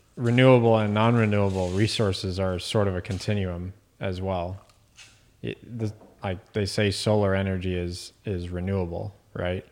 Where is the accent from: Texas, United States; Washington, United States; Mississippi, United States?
Texas, United States; Dallas; moved away as an adult; also born or lived in Virginia Beach, Virginia / Boston; now in Midland, United States; my dad and I moved to Dallas when I was around two. Grew up there for most of my young adult life.